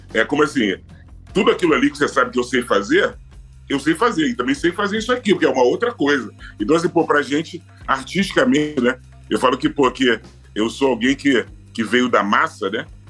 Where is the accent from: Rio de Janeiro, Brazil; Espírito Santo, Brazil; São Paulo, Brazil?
Rio de Janeiro, Brazil; Eu sou de Madureira. Uhum. Né? Eu nasci e fui criado em Madureira